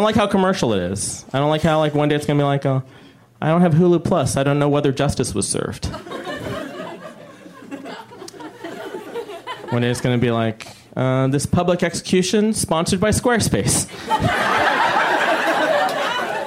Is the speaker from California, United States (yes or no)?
yes; Bay Area, California, United States; I'm from the Bay Area